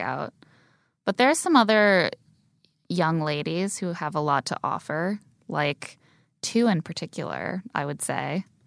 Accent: Indiana, United States; Where I grew up in Indiana

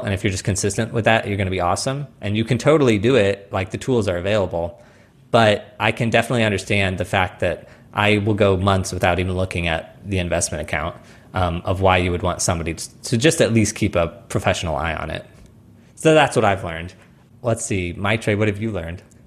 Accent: Missouri, United States; also born or lived in New York; now in Phoenix, United States; I grew up in Missouri

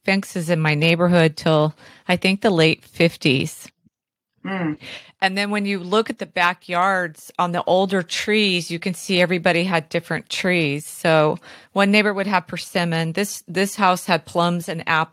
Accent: California, United States; I'm from California

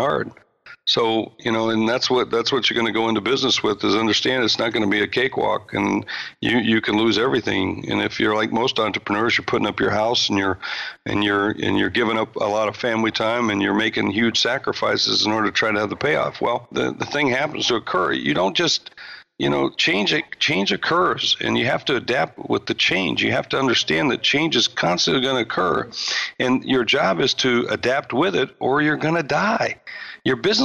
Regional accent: Sioux Falls, South Dakota, United States; moved away; I come from Sioux Falls, South Dakota.

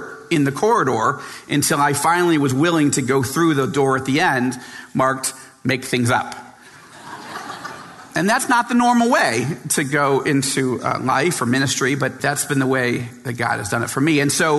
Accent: New York, United States; born or raised there; moved away as an adult; now in Israel

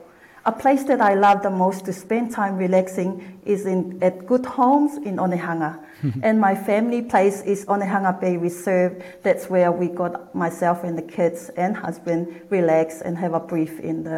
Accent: Tonga; now in Auckland, New Zealand; born and raised in Tonga. My mother comes from Tatakamo Tonga Folaha. My father comes from Kolofo'o.

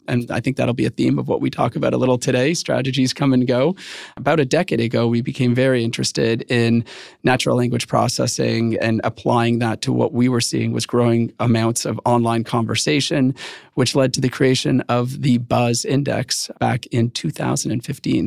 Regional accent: Canada; I am Canadian

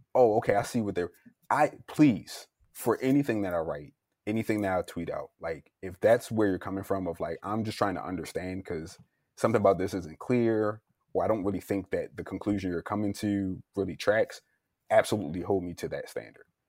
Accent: Baltimore, Maryland, United States; I'm originally from Baltimore, Maryland

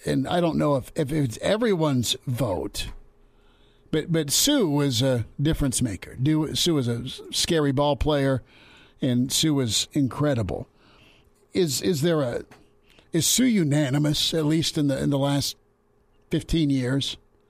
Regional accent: Nebraska, United States; growing up in Nebraska, it was watching Rozier.

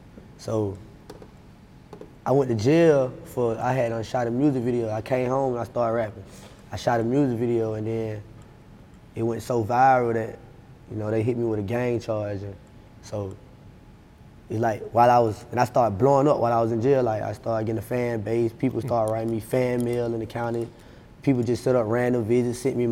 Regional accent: Atlanta, Georgia, United States; I'm from Stan Road. Addison

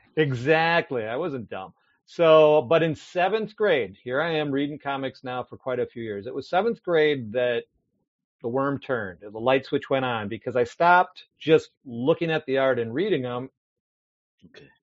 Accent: Milwaukee, Wisconsin, United States; moved away as an adult; also born or lived in California / Menomonee Falls, Wisconsin; born and raised in Milwaukee, Wisconsin

